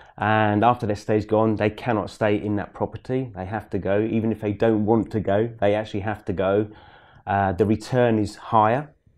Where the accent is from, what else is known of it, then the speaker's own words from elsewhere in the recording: East of England, United Kingdom; It's not in London, but it's in Norfolk. I'm from